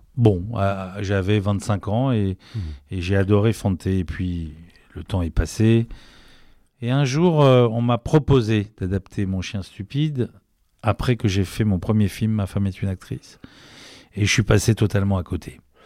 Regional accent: Paris, Île-de-France, France; je suis un vrai Parisien

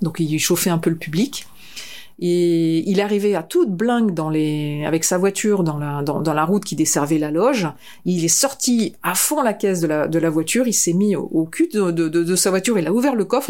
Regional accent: Lille, Hauts-de-France, France; also born or lived in Picardy / Lyon / Saint-Quentin / Belfort; now in Strasbourg, France; je suis née à Lille. J'ai grandi à Lille. Je suis, une, une ch'timi, pure, souche. et euh, j'ai grandi en Picardie

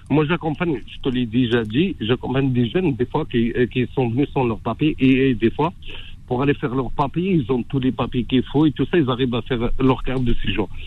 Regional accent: France; Moi, je suis français. Je suis pas venu dans un bateau de sardines ou quoi que ce soit.

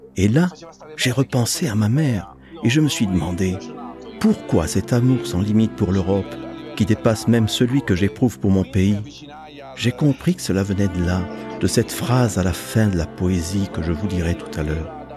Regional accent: Forte dei Marmi, Tuscany, Italy; Je suis né et j'ai grandi en Toscane, à Forte dei Marmi

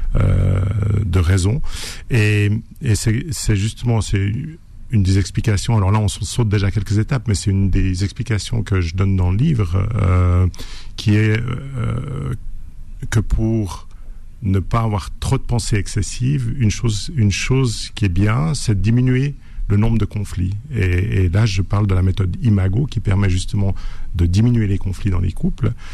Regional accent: Switzerland; je suis suisse

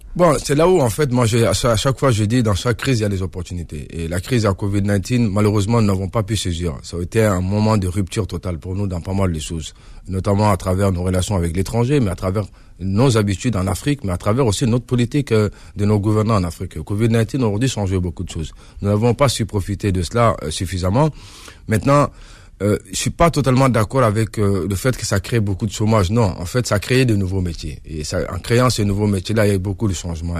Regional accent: Montreuil, Île-de-France, France; moved away as an adult; now in Mali; je suis de Montreuil, je grandis, sur la diaspora malienne de France

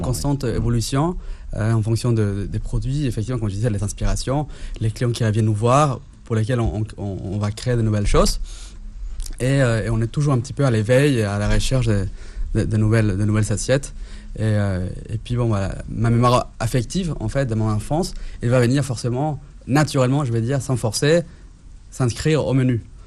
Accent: Mexico City, Mexico; also born or lived in Italy / India / Spain; now in France; la Condessa, c'est le quartier où j'ai grandi à Mexico

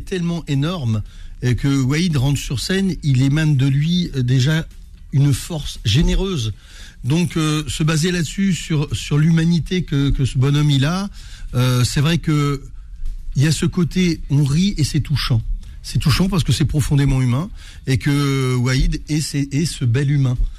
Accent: Trappes, Île-de-France, France; Je suis issu de Trappes

